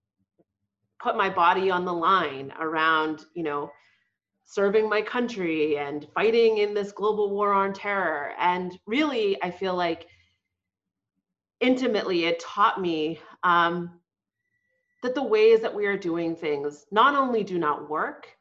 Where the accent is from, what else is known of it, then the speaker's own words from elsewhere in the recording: Boston, Massachusetts, United States; She immigrated to the U.S. Right before I was born in Boston. I grew up working class